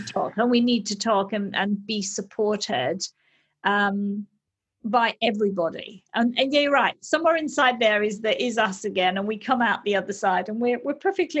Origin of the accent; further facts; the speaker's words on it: Australia; Being an Australian